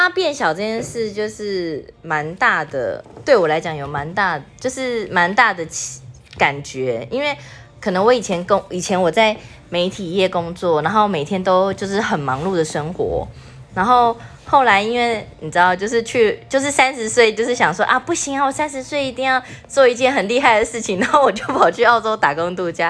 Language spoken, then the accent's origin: Chinese; Taipei, Taiwan; moved away as an adult; now in Taichung, Taiwan; 我就是直接从台北嫁到台中，然后台中完全没有任何一个朋友哦，所以我那时候是完全把台北所有的朋友都丢下，然后父母亲也丢下，然后就嫁来台中。